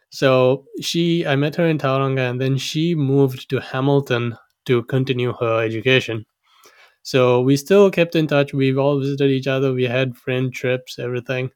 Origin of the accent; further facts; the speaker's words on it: Sri Lanka; now in Auckland, New Zealand; I was born and raised in Sri Lanka